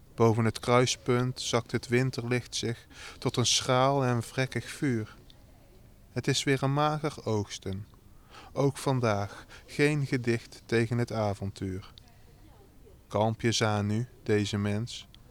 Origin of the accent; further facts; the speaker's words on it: North Brabant, Netherlands; accent: Brabantse tongval; also born or lived in Rotterdam; now in Groede, Netherlands; ik heb daar 17 jaar uh, ben ik daar opgegroeid en mijn familie woont er nog